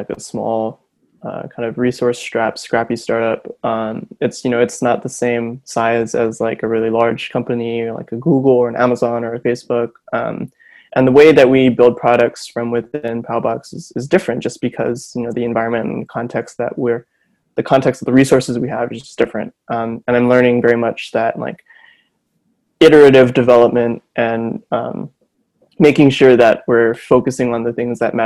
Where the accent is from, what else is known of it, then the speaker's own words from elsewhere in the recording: Honolulu, Hawaii, United States; moved away as an adult; now in Berkeley, United States; I'm from Honolulu, Hawaii. I was born and raised there, went to school there, did high school there, and I'm now out here in Berkeley